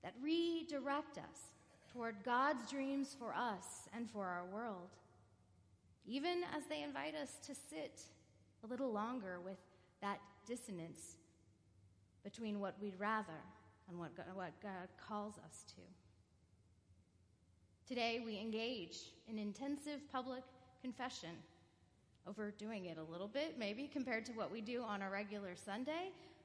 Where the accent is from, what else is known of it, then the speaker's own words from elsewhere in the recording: California, United States; Growing up in California